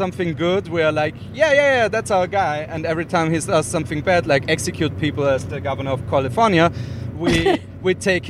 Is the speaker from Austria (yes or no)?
yes; Austria; And I'm like, yeah, from Austria.